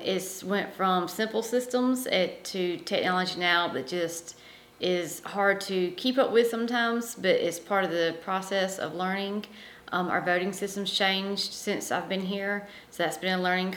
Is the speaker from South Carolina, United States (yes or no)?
yes; Pendleton, South Carolina, United States; also born or lived in Belton, South Carolina; I grew up actually in Pendleton, South Carolina